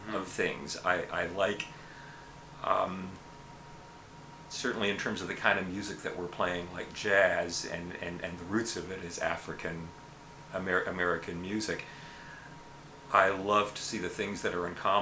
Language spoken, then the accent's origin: English; Montreal, Quebec, Canada; moved away; I grew up in Montreal